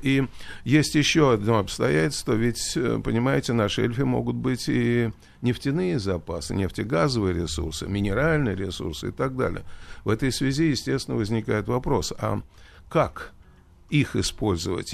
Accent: Russia

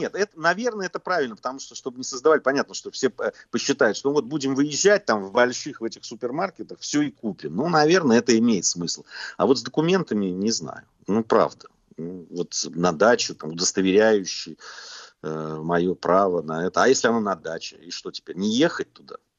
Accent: Georgia; Я как грузин

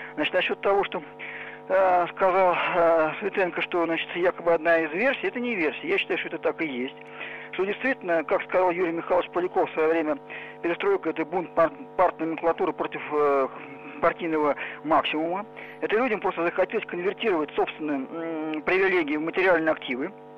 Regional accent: Moscow, Russia; Мне 56 лет, я москвич

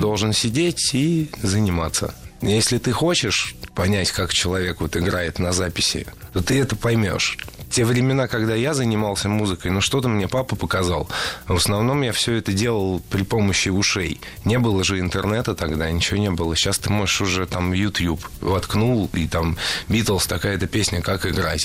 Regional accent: Saint Petersburg, Russia; я родился в Питере

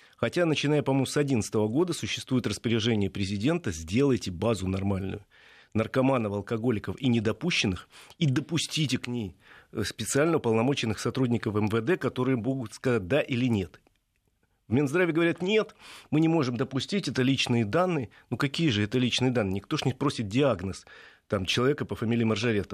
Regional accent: Moscow, Russia; я москвич

